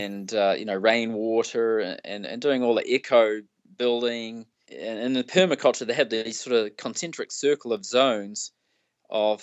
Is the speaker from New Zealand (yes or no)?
yes; New Zealand; I come from New Zealand. You know, our biggest city's got 1.5 million.